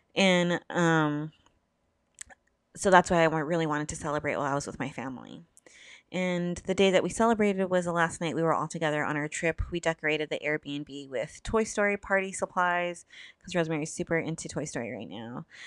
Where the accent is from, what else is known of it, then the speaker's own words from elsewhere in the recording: Southern California, United States; I'm from SoCal